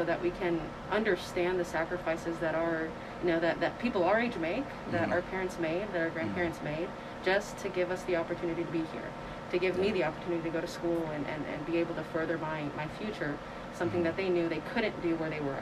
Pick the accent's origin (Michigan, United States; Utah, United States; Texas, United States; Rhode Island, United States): Texas, United States; moved away as an adult; also born or lived in California; now in Arkansas, United States; growing up in Texas